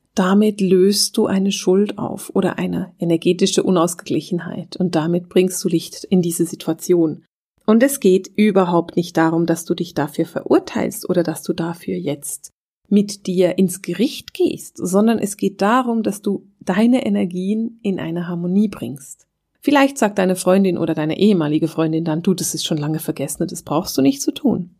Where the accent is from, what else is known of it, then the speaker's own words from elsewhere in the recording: Switzerland; bei uns in der Schweiz